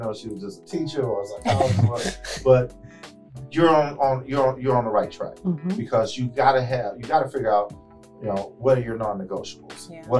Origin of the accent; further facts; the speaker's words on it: Houston, Texas, United States; moved away; also born or lived in East Coast; even though I'm originally from Houston, I was on the East Coast.